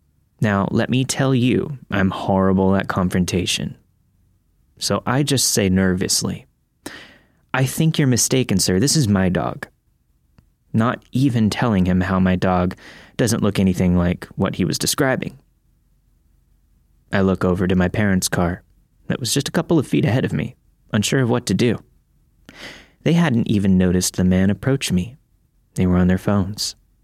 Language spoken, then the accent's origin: English; Florida, United States; I grew up in Florida, so I wasn't used to seeing piles of autumn leaves.